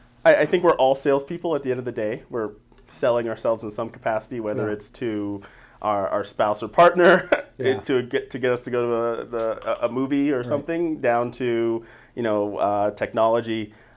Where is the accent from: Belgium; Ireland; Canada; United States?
United States; Denver, Colorado; I am from Denver proper. I am a Denver native, born and raised.